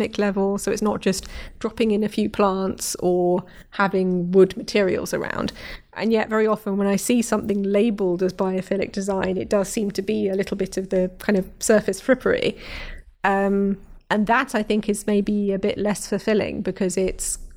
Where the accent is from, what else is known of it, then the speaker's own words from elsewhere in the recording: London, United Kingdom; I grew up in North London, Brent Cross Shopping Centre